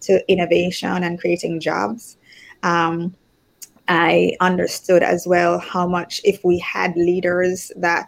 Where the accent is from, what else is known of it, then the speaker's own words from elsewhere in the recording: Jamaica; moved away as an adult; also born or lived in United States / Spain; I'm from Jamaica originally